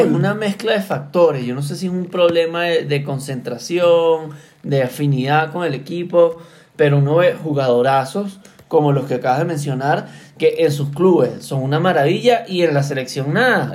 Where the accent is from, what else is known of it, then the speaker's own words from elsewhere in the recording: Venezuela; yo como venezolano